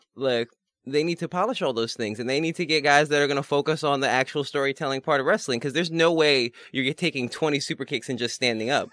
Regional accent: New York City, New York, United States; as a New Yorker

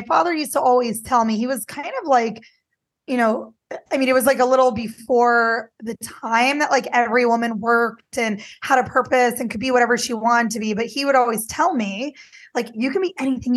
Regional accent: Midwest, United States; I grew up in the Midwest too

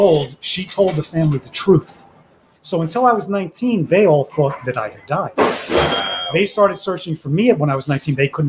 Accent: Miami, Florida, United States; born there; I was born in Miami-Dade.

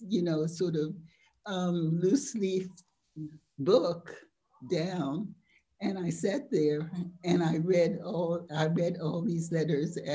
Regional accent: United States; now in France; I was an American, a Yankee

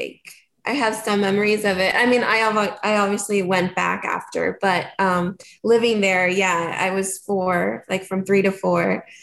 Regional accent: Madera, California, United States; also born or lived in Kansas / Honduras; I lived 1 year in Honduras, and then we moved to California, so raised in California.

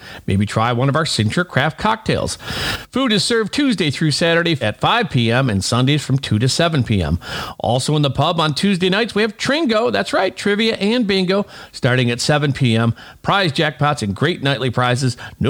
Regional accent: Oak Forest, Illinois, United States; located at 6119 West 147th Street in my hometown of Oak Forest.

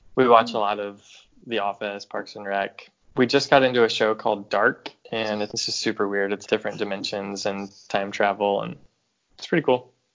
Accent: right outside of Nashville, Tennessee, United States; moved away as an adult; also born or lived in Chicago, Illinois; now in St. Louis, United States; I grew up in Tennessee and right outside of Nashville. And I lived there until I went to college, and I went to college in Chicago

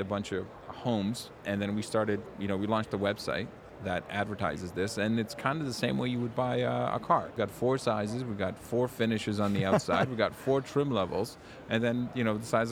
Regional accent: Warsaw, Masovian Voivodeship, Poland; now in Canada; I was born in Warsaw, Poland

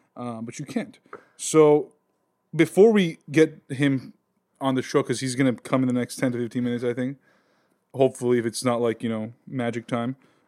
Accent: Glendale, California, United States; born or raised there

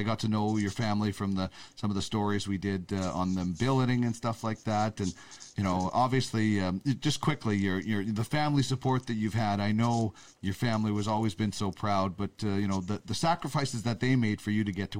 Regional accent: Brandon, Manitoba, Canada; born or raised there

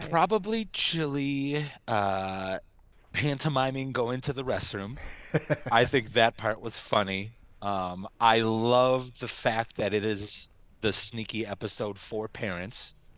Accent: United States; us U.S. folk.

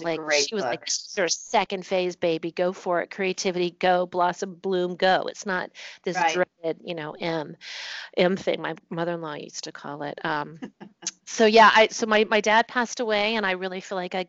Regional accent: Virginia, United States; moved away as an adult; also born or lived in Singapore / Bahrain / Germany; now in New Jersey, United States; I'm from Virginia

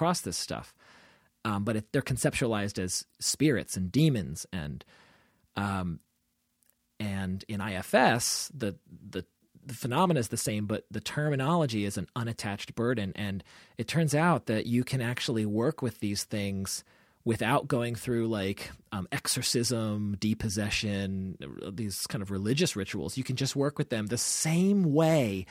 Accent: Olney, Maryland, United States; my hometown, Olney, Maryland

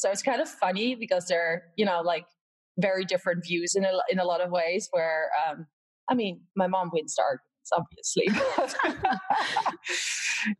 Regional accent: Netherlands; moved away as an adult; also born or lived in Valdosta, Georgia, United States; I'm from Holland, actually, originally, or the Netherlands

